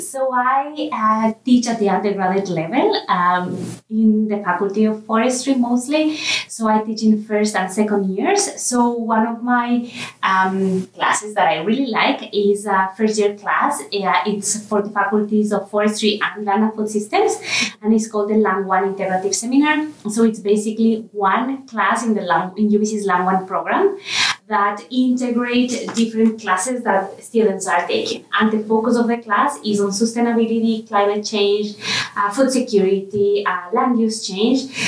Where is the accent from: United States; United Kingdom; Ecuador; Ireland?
Ecuador; first language Spanish; English is a second language; moved away as an adult; now in Vancouver, Canada; I am from Ecuador. So my native language is Spanish.